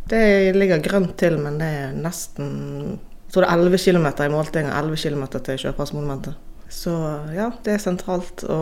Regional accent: Bergen, Vestland, Norway; also born or lived in Tertnes; Jeg bor her fordi at jeg er fra Ytre Sandviken og trives veldig godt i si, nord for sentrum.

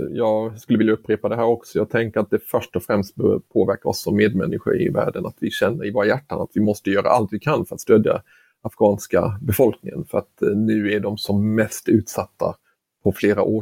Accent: Sweden; som svensk så skulle jag råda att man eh, går in på sak.se och blir medlem

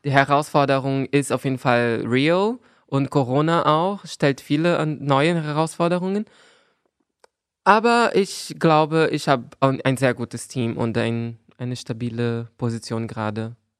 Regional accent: Brazil; German is a second language; now in Berlin, Germany; als Brasilianerin

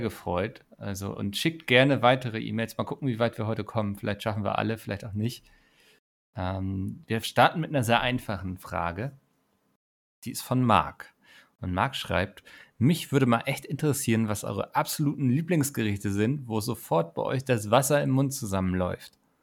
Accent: Northern Germany, Germany; ich als Norddeutscher

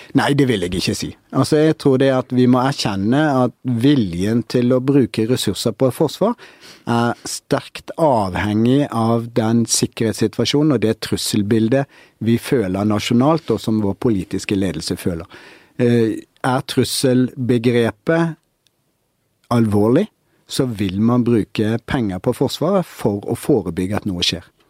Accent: Norway; vi som nordmenn

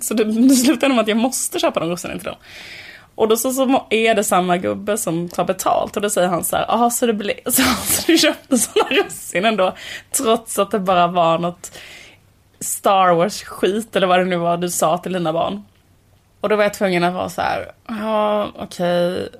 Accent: Borås, Västra Götaland, Sweden; det var när vi var små och bodde i Borås, ett sånt höghusområde

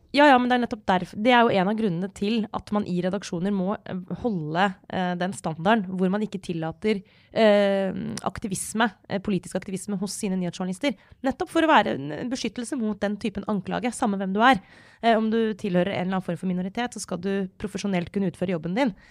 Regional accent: Norway; jeg har vokst opp i Norge på 90-tallet og 2000-tallet

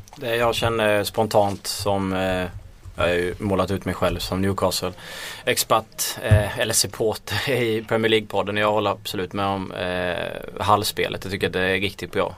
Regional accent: Småland, Sweden; accent: småländska; min småländska röst

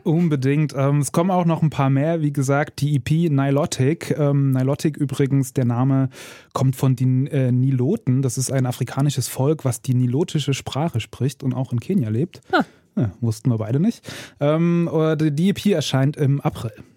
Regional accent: Erzgebirge, Saxony, Germany; Also ich bin aus dem Erzgebirge

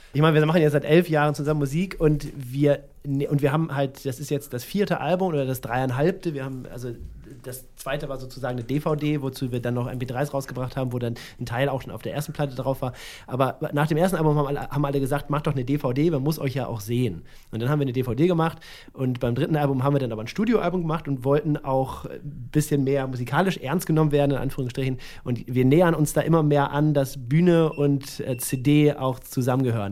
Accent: Germany; ich komme ja auch aus dem Norden und also aus der Nähe von Hamburg

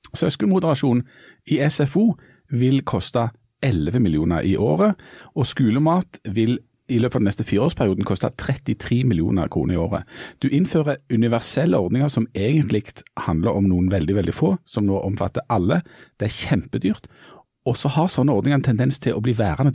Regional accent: Bryne, Rogaland, Norway; Bryne var når jeg vokste opp omtalt som mønsterbruket på Jæren

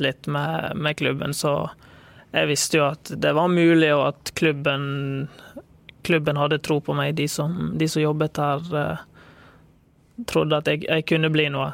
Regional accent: Bergen, Vestland, Norway; jeg er fra Bergen, født og oppvokst.

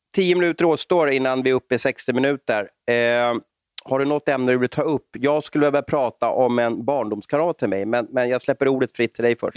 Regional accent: Sweden; som svensk

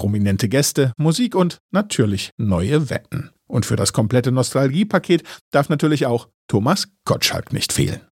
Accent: East Germany, Germany; Ich komme aus dem Osten.

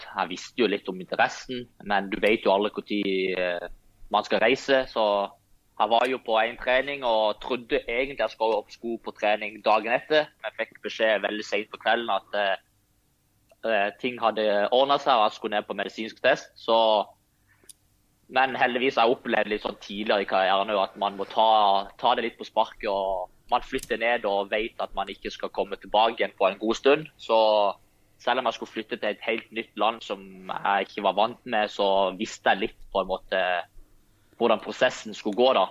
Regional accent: Lyngdal, Agder, Norway; moved away; helt siden jeg flytta fra Lyngdal, så har jeg Eh, tatt litt eh, dialekt fra alle plassene jeg har bodd i, så jeg vet egentlig ikke hva du skal kalle den dialekten.

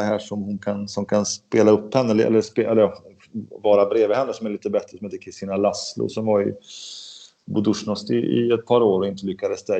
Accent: Sweden; som svensk

